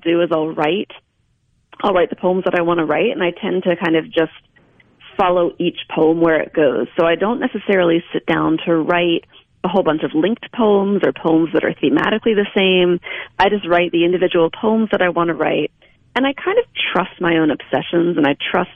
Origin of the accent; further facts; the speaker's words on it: Delaware, United States; also born or lived in Pennsylvania / Ohio / Missouri; now in Mississippi, United States; I'm from Delaware originally, and my husband's from New Jersey originally. So we're East Coasters transplanted to Mississippi.